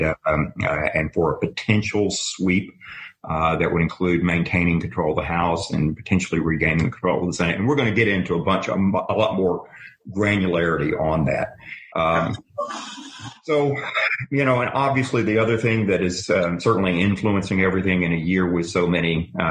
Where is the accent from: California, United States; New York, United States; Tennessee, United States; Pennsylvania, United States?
Tennessee, United States; moved away as an adult; now in Washington, United States; I came up working for a member of Congress from my home state of Tennessee